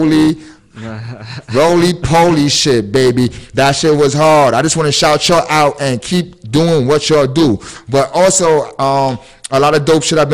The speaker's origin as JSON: {"language": "English", "town": "New York City", "region": "New York", "country": "United States", "said": "I'm from Williamsburg"}